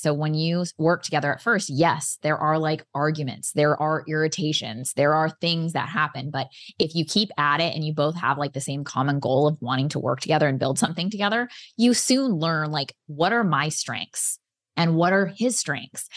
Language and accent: English; Oklahoma, United States; moved away; also born or lived in San Diego, California; I am originally from San Diego, but I grew up on an eighty acre ranch in Oklahoma